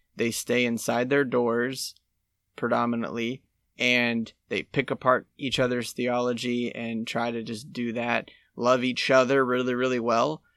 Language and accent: English; United States; I'm American